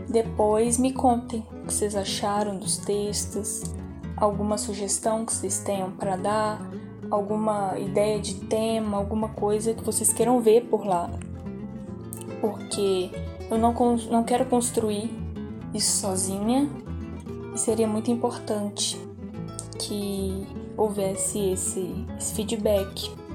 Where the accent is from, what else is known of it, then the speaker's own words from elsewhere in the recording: Ouro Preto, Minas Gerais, Brazil; tenho 18 anos, sou de Ouro Preto